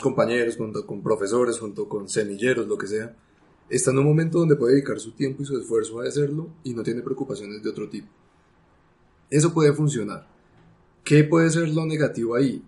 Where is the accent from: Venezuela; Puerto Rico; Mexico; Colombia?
Colombia